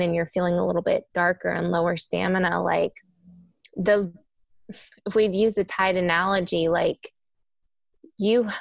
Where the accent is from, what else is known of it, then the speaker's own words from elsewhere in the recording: Kentucky, United States; moved away; I'm from Kentucky originally. Sometimes my accent comes out